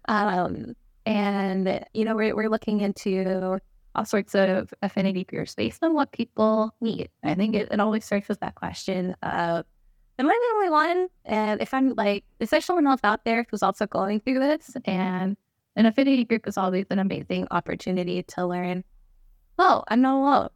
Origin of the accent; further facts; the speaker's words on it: Albuquerque, New Mexico, United States; growing up in Albuquerque, New Mexico